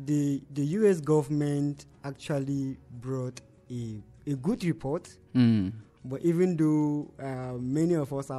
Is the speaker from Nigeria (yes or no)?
yes; Nigeria; Actually, it is a call for us as Nigerian citizens now.